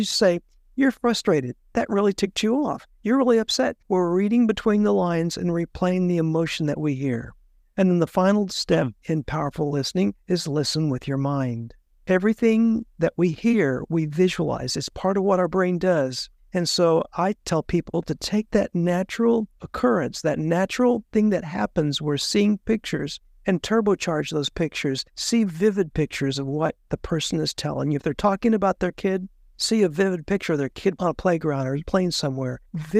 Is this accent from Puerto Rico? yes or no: yes; Puerto Rico; I was raised in Puerto Rico. We moved there when I was 10 years old, and they speak Spanish in Puerto Rico, and I had to very quickly learn Spanish.